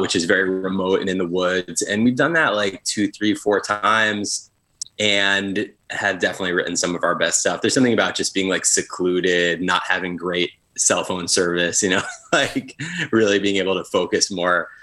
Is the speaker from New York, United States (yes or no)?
yes; near Albany, upstate New York, United States; moved away as an adult; now in Brooklyn, United States; Luke and I both grew up in upstate New York. Actually, like a uh, half hour apart. I grew up near Albany